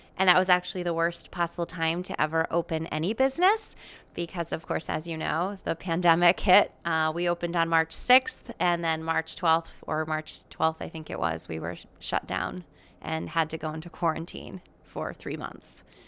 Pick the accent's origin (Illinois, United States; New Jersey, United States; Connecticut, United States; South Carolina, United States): Connecticut, United States; Chaplin; I was born and raised in Chaplin, Connecticut